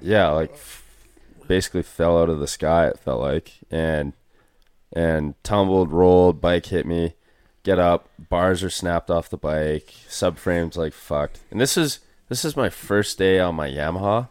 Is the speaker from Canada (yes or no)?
yes; Canada; we didn't have any distinct Canadian accents by any means and didn't tell people we're Canadian